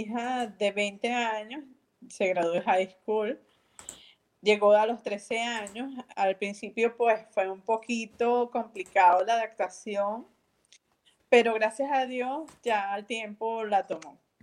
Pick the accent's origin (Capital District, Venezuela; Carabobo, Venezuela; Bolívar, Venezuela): Carabobo, Venezuela; San Diego; also born or lived in Valencia, Venezuela; yo originalmente soy de Valencia, Valencia, o sea, la ciudad, pero muy pequeña, como de 10 años, 11 años, estoy en San Diego, en la Esmeralda.